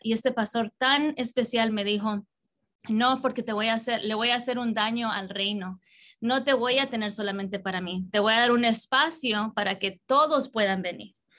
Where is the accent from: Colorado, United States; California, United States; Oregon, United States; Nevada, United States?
California, United States; Southern; also born or lived in New York / Colombia (parents); a los cuatro años vine a vivir en California y eh, casi siempre en el sur de California